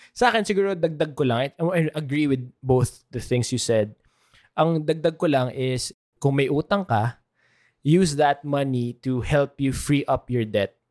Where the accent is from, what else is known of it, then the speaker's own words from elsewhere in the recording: Philippines; ating Filipinos